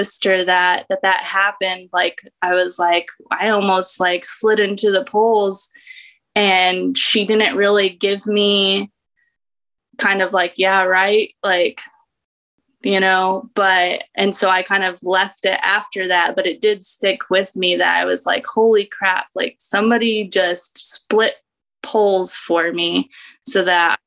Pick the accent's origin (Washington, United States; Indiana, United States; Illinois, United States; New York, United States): Indiana, United States; I grew up in Indiana